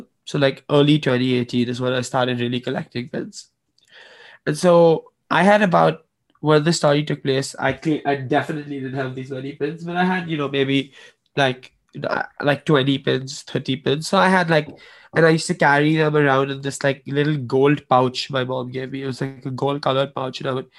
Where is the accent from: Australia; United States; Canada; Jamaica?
United States; Washington, District of Columbia; born there; I was born in Washington, D.C., so I'm a U.S. citizen.